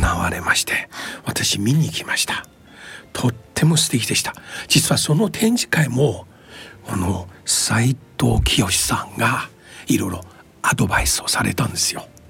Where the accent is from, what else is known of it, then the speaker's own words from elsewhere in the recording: China; now in Japan; 僕もね中国出身